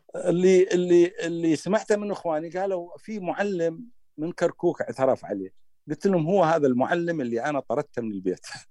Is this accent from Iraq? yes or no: yes; Iraq; accent: Iraqi; بلهجتنا العراقيه